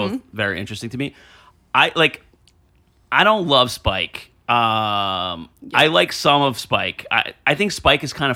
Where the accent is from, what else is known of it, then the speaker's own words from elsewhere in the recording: New Jersey, United States; I'm from Jersey, been coming to the city my whole life